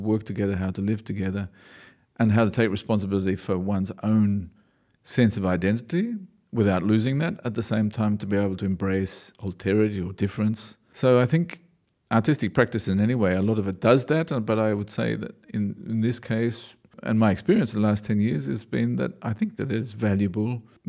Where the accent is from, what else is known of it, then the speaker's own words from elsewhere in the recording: Australia; I know I'm an Australian when I mumble, people always tell me, or I know Australians know I'm an Australian when occasionally my vowels bend